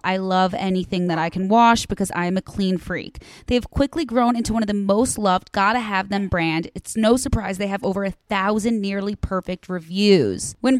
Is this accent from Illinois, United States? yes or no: yes; Chicago, Illinois, United States; I'm from Chicago.